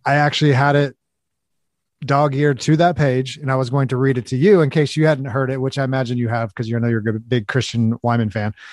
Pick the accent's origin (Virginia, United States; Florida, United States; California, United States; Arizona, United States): California, United States; Los Angeles; now in Kansas City, United States; I live in the Midwest now in, in Kansas City, but, um, I'm originally from the West Coast. I'm from Los Angeles